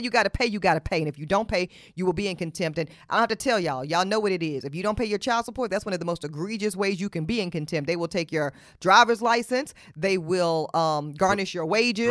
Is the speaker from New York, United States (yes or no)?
no; Charlotte, North Carolina, United States; I'm from Charlotte, North Carolina. I was raised in Charlotte, North Carolina